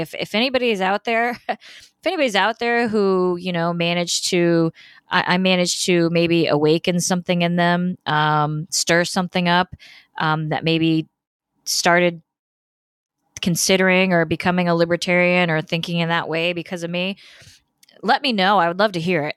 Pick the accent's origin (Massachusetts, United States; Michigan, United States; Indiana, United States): Indiana, United States; moved away as an adult; now in Florida, United States; I'm from Indiana originally. I, of course, live in Florida now